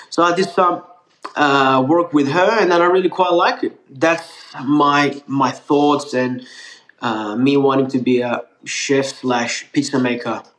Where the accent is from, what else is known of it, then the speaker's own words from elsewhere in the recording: Melbourne, Victoria, Australia; English is a second language; also born or lived in Turkey; I, I was born in Turkey, born there and pretty much raised in Australia. I came in in Australia, Melbourne, 2004, with my two sisters. Um, and at that time, I was 14, turning 15 years old. Um, didn't know a single word of English